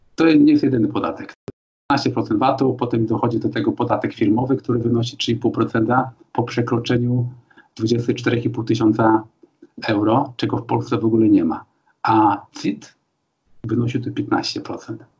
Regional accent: Poland; moved away as an adult; also born or lived in Sopot; now in Germany; Tak samo jak ja teraz przyjeżdżam do Polski po 30 latach

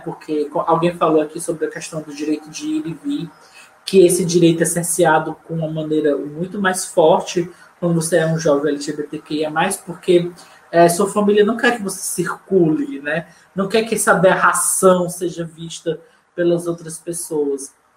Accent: Fortaleza, Ceará, Brazil; eu cresci, nasci e cresci na Maraponga

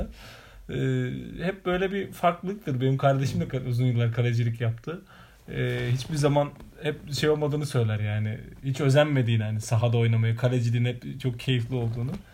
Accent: Hatay, Turkey; moved away; ben Hataylıyım, bizim memlekete gittiğimizde kalabalık ortamda hala yerde yenir

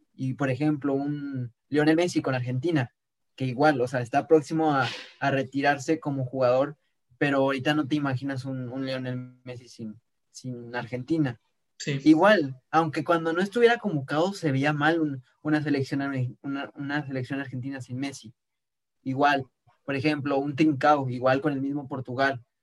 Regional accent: Mexico; Como mexicanos estaríamos felices

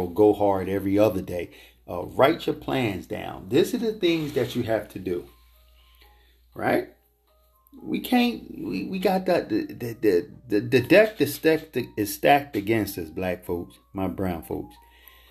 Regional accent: United States; we facing here as black American, black men and women in this country

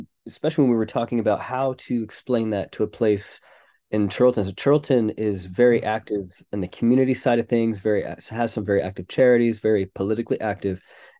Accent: United States; moved away as an adult; now in Manchester, United Kingdom; And we are, as you can tell from my accent, not originally from England. So we moved from America about 7 years ago to work with a church in Manchester

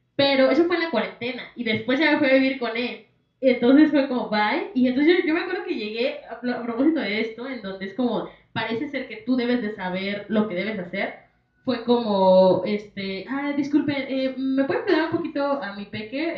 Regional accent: Mexico; como mexicanos

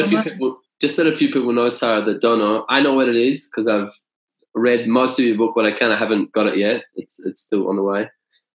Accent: Australia; I'm from Australia.

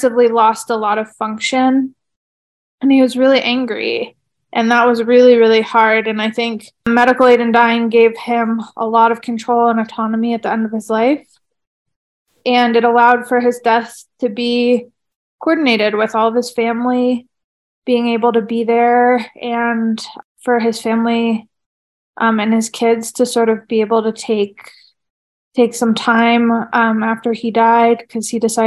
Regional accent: Oregon, United States; now in Flagstaff, United States; I'm originally from Oregon

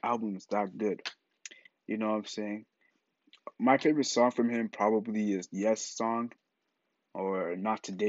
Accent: Ghana; I'm Ghanaian, so we're both African.

